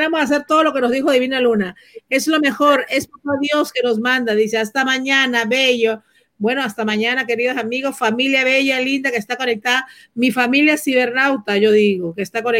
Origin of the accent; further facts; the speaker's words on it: Venezuela; Hola, buenas noches. … soy de Venezuela